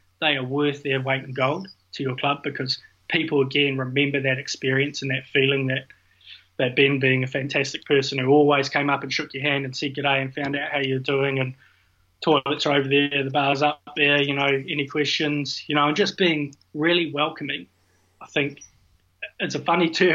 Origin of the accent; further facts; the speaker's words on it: New Zealand; moved away; also born or lived in Scotland; being a Kiwi